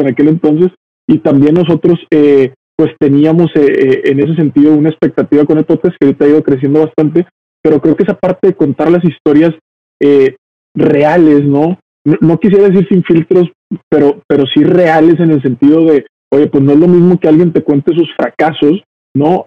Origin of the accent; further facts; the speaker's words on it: Monterrey, Nuevo León, Mexico; Nosotros que somos de Monterrey